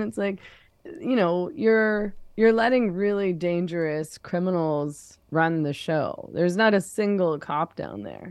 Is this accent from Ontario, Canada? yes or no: no; Vancouver, British Columbia, Canada; I come from Vancouver